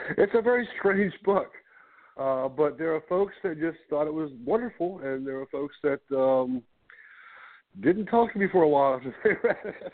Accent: Ruther Glen, Virginia, United States; also born or lived in Richmond, Virginia; I grew up on a farm here in Richmond, near Richmond, Virginia, about 30 miles north

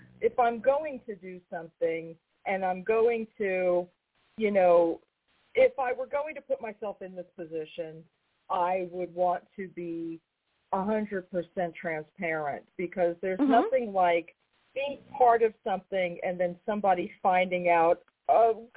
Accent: New York, United States; I'm from New York

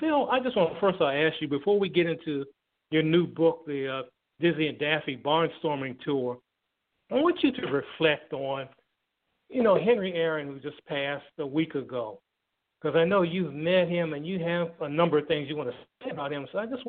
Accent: Thailand; now in United States; be it in my hometown in Thailand

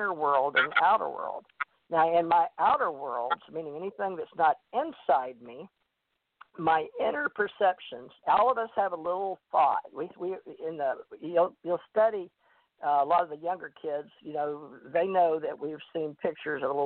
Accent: Monroe, Louisiana, United States; I went to a big Baptist church on Sundays in Monroe, Louisiana, and I grew up believing that hell and damnation

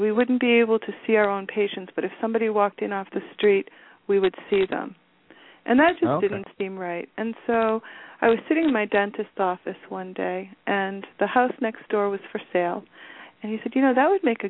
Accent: Walpole, United States; I grew up in Walpole. This is home

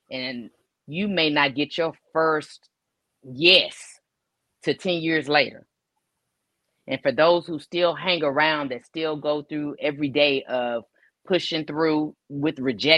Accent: Pleasant Grove, Texas, United States; also born or lived in Duncanville; I came from Pleasant Grove to Duncanville. Mm-hmm. So when I got to junior high, you know, it was a shock for me, the whole culture. I came from an all-Black neighborhood to now I'm over here and I'm a sprinkle, you know.

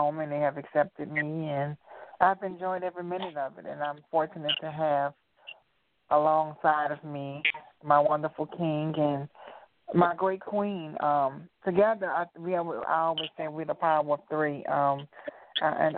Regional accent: New Orleans, Louisiana, United States; also born or lived in Memphis, Tennessee; now in Atlanta, United States; I'm originally from New Orleans, Louisiana

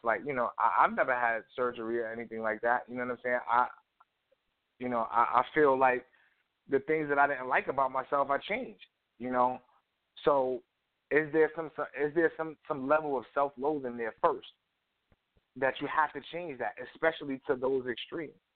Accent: New York City, New York, United States; I grew up in Harlem

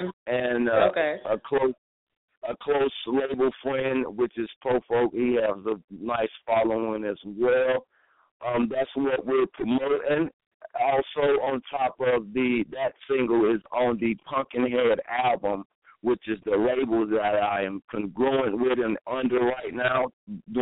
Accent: Asheville, North Carolina, United States; moved away as an adult; now in Charlotte, United States; I'm from Asheville, North Carolina.

